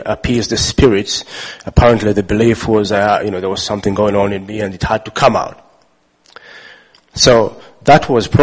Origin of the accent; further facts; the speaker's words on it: Uganda; I was born and raised in Uganda